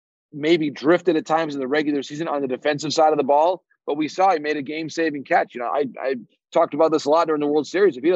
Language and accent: English; Michigan, United States; I'm from Michigan